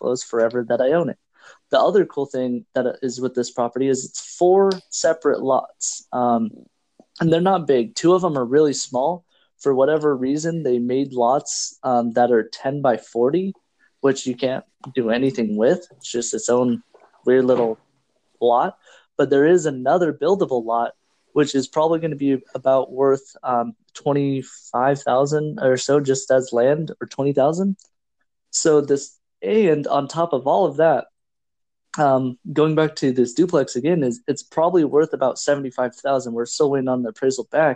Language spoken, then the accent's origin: English; Washington, United States; I'm from Washington State